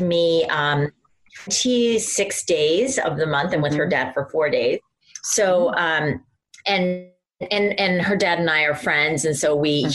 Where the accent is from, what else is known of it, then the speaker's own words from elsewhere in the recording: Iowa, United States; now in New York, United States; I grew up in Iowa, there wasn't a lot of outside stimulation